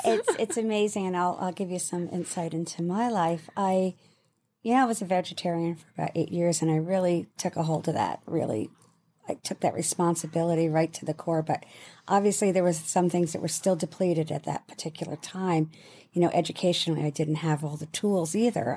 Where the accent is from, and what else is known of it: United Kingdom